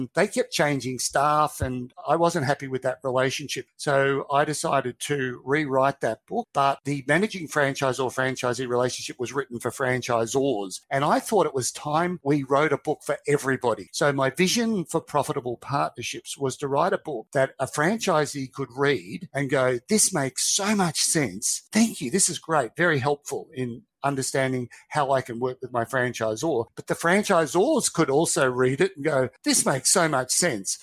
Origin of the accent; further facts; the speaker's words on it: Australia; from Australia and I've got 3 staff